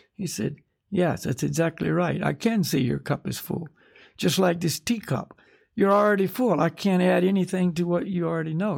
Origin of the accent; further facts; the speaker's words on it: United States; I'm from America, you know. In other words, this is where I took my birth this time